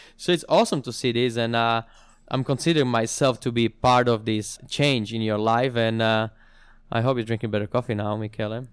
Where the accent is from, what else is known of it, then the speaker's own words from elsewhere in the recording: Slovakia; moved away as an adult; also born or lived in London, United Kingdom; now in Sydney, Australia; going back home to Slovakia, where I'm from, to my hometown